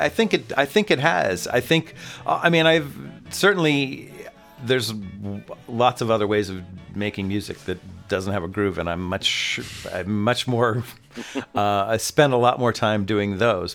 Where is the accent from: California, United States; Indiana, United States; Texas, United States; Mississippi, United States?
California, United States; Oakland; moved away as an adult; also born or lived in San Diego / New York; now in Los Angeles, United States; I am actually originally a West Coast guy. I was born in Oakland